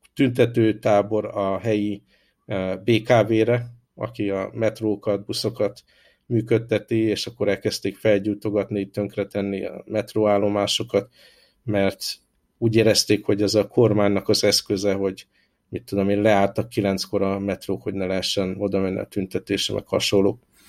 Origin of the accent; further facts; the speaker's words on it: Hungary; moved away as an adult; now in Hong Kong; én, hála Isten, olyan környezetben nőttem föl Magyarországon